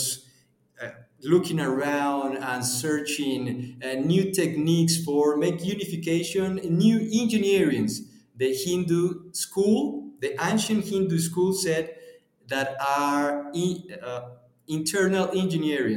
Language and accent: English; Puebla, Mexico; I'm from Mexico. I'm from almost the middle of the Mexico countryside. We are in the largest four city in Mexico. The name is Puebla